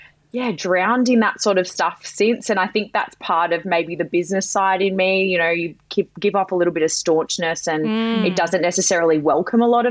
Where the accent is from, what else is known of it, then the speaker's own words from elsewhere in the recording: Sydney, New South Wales, Australia; I'm from any Sydney siders that know, I'm from the Shire, in a little more refined Menai.